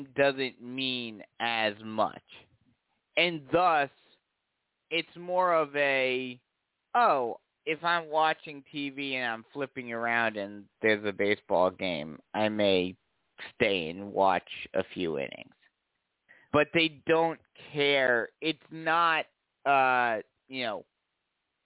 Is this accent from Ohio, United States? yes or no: no; New York, United States; moved away; I'm from New York